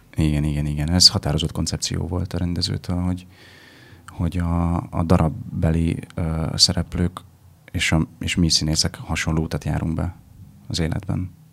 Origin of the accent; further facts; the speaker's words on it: Vojvodina, Serbia; moved away as an adult; now in Budapest, Hungary; van egyfajta kötődésem Vajdasághoz